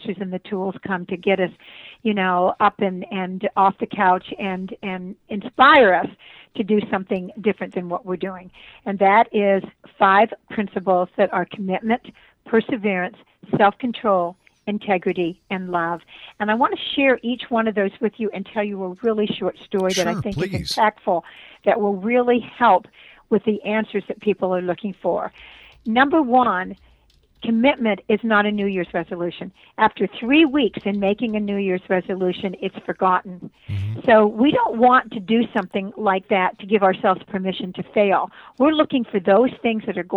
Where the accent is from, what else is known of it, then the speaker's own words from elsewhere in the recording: Brantford, Ontario, Canada; moved away; I was born in Brantford, Ontario, Canada